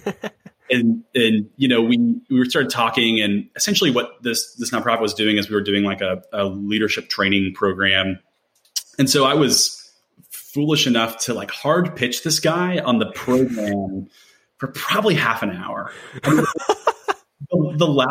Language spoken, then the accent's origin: English; Nashville, Tennessee, United States; I'm from the Nashville area, Nashville native, born and raised